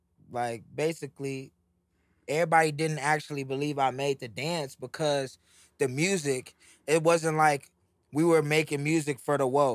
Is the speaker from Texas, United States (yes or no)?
yes; Houston, Texas, United States